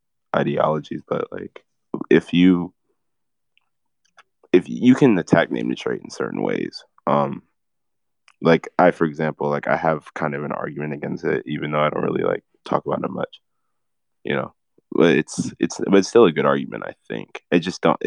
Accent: United States; I was born in America.

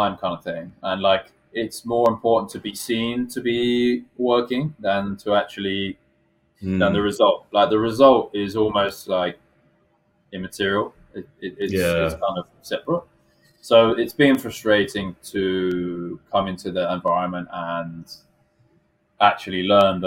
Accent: United Kingdom; also born or lived in Tokyo, Japan; now in Japan; whether I'm British or not

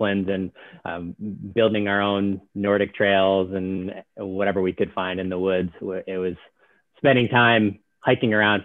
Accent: upstate New York, United States; we're both upstate New York natives

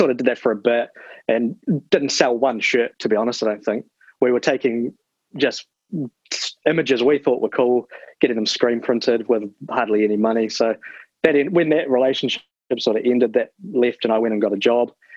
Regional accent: Christchurch, Canterbury, New Zealand; moved away as an adult; now in Timaru, New Zealand; growing up in Christchurch, so I was in the skateboard scene a lot.

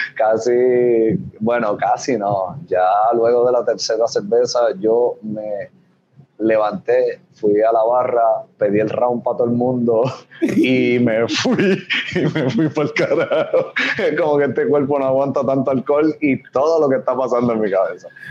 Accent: Arecibo, Puerto Rico; also born or lived in Barceloneta, Puerto Rico; now in Hatillo, Puerto Rico; mi familia, tanto de padre como de madre, son, son arecibeños, nací aquí esto, me crié, me entré aquí en Barceloneta, yo no he salido muy lejos.

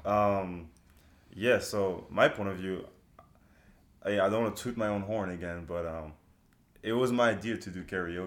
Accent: Toulouse, Occitania, France; now in United States; I'm black. I grew up in France. Therefore, my accent is just a mix of a lot of things

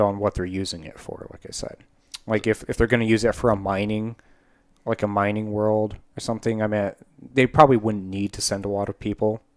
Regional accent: United States; speaking as an American

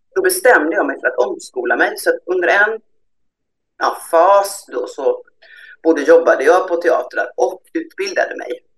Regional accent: Gothenburg, Västra Götaland, Sweden; jag är infödd göteborgare

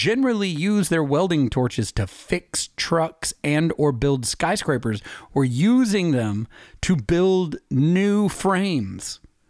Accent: East Tennessee, United States; Christmas for me, tradition-wise in East Tennessee

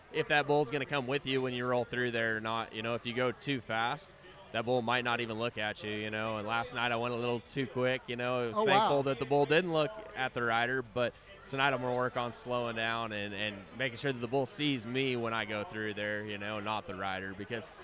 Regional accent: Moorpark, California, United States; moved away as an adult; now in New Mexico, United States; I was born in New Mexico, raised in Ventura County in Moor Park, and then actually I just moved back to New Mexico this year

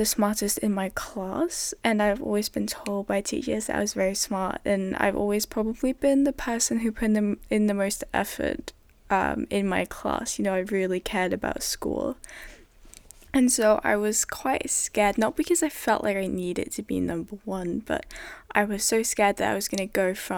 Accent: Denmark; first language Danish; English is a second language; I came from a system where everything was in Danish, everything was in my mother tongue. I had never ever been taught in English ever.

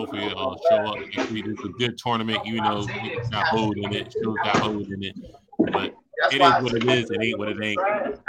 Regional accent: Philadelphia, Pennsylvania, United States; I'm from Philly. I'm saying it.

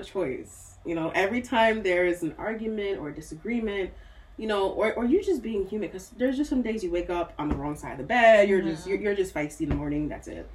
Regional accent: United States; also born or lived in Nigeria; even though I grew up here

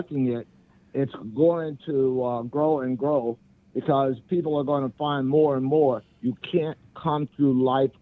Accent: Little Rock, Arkansas, United States; now in Hilton Head Island, United States; I am from Little Rock, Arkansas

